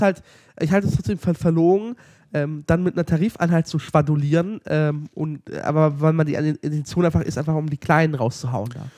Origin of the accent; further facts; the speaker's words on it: Lower Saxony, Germany; wir kommen ja aus Niedersachsen